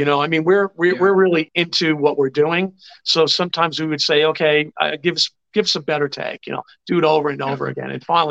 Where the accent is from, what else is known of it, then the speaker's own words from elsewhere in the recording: Old Bethpage, New York, United States; I grew up in Old Bethpage for all my Bethpage friends out there.